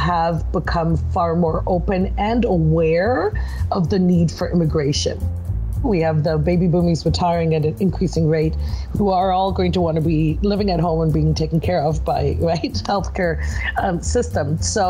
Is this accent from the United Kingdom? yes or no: no; Malta; born there; also born or lived in Germany / Canada; So first Malta and then Germany, which is where I was born in Malta. And then we lived in Germany before coming back to Canada.